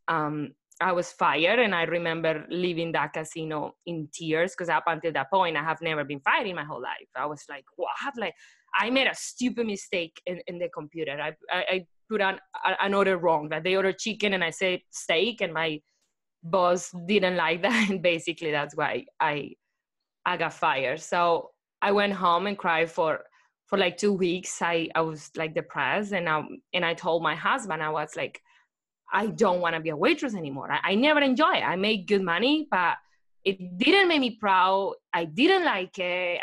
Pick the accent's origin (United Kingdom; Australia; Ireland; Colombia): Colombia; English is a second language; moved away as an adult; now in United States; I hated English when I was in Colombia